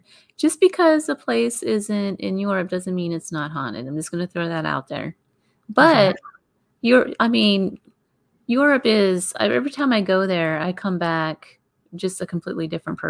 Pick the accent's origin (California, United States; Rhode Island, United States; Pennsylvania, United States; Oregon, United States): Pennsylvania, United States; Pittsburgh; I grew up there in Pittsburgh.